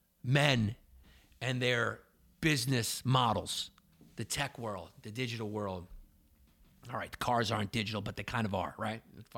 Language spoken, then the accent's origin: English; New York, United States; I grew up in Westchester.